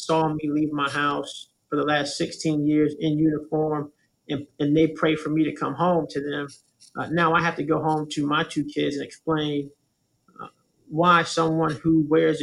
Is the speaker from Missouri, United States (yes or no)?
no; Tampa, Florida, United States; I'm born and raised. I'm a Tampa native.